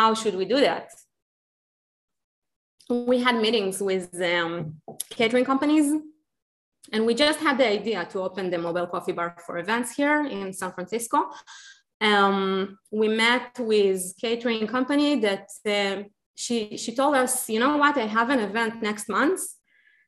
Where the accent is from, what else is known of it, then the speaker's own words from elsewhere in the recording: Israel; English is a second language; moved away as an adult; also born or lived in Ukraine; now in Austin, United States; I grew up in Israel and I had a really, really amazing childhood there